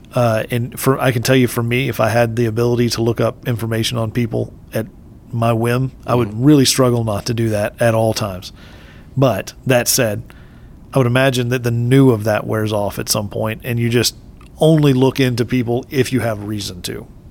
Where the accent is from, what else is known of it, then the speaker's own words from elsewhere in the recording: Texas, United States; I'm native Texan